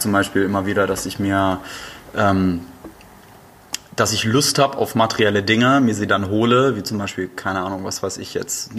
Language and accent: German; Flensburg, Schleswig-Holstein, Germany; moved away; Und ich komme ja aus einer Nord, Nord-Norddeutschen Stadt, also ursprünglich komme ich aus Flensburg.